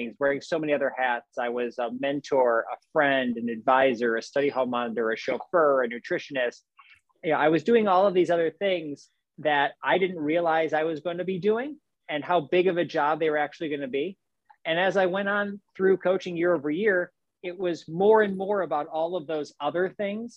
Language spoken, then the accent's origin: English; Chicago, Illinois, United States; moved away as an adult; also born or lived in Indiana; I grew up outside of Chicago, Illinois. Spent my life through high school there in the northern suburbs of Chicago.